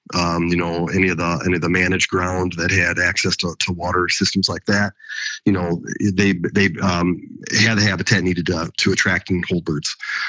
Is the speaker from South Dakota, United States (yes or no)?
yes; South Dakota, United States; born or raised there